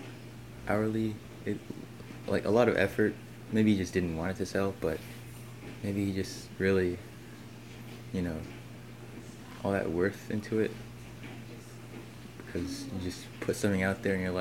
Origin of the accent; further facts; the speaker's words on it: Columbus, Ohio, United States; I'm from Columbus, Ohio